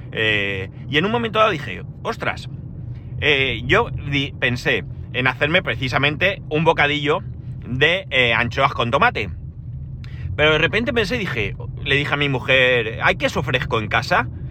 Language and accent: Spanish; Alicante, Valencian Community, Spain; soy de Alicante, ciudad del arroz.